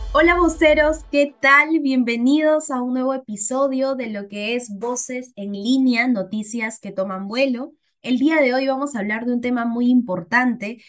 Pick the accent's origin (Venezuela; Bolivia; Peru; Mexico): Peru; como peruanos